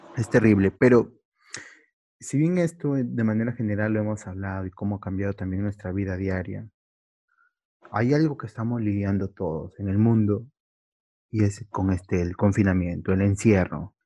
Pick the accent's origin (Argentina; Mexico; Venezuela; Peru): Peru; somos los mismos peruanos